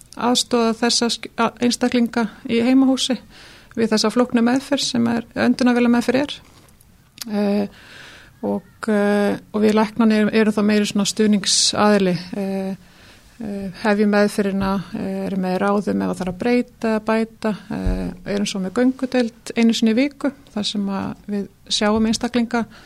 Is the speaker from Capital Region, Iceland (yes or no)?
no; Dalasýsla, Western Region, Iceland; ég er sem sagt eh, fætt á uppbóleinu vestur í Dalasíslu mm. fóreldra mínir voru þar bændur